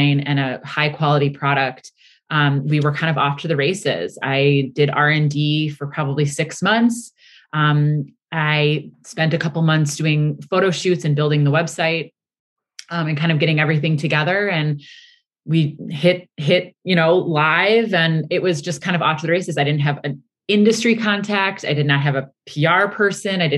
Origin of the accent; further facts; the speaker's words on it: Milwaukee, Wisconsin, United States; moved away as an adult; also born or lived in New York City; I'm from Milwaukee, Wisconsin, and I'm third generation in my family's printing business